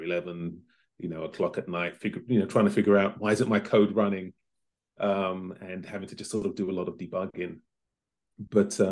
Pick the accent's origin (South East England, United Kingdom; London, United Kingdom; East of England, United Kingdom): London, United Kingdom; moved away as an adult; now in Los Angeles, United States; I was born in London in the late 60s. My parents are from the Caribbean, mum's from Barbados, and my father is from Grenada, and they met in the UK, and I'm one of four children, so raised and educated in London